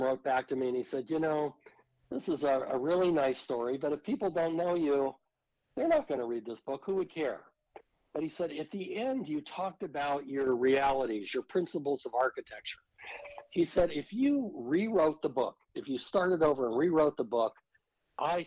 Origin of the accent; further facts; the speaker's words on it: Silicon Valley, California, United States; I was raised in Silicon Valley in California